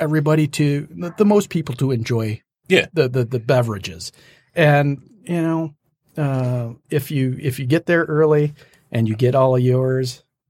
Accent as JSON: {"language": "English", "region": "Western Michigan", "country": "United States", "said": "I'm from Western Michigan."}